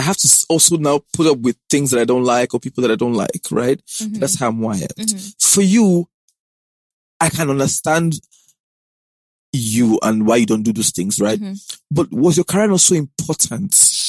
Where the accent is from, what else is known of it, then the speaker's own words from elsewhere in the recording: Nigeria; I'm very Nigerian